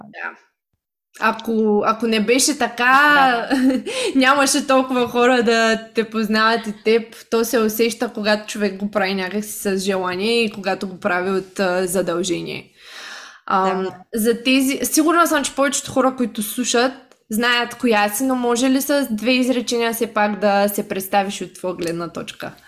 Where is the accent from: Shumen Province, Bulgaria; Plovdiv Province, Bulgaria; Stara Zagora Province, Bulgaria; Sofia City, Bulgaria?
Shumen Province, Bulgaria; Shumen; moved away; аз съм от Шумен, от малък град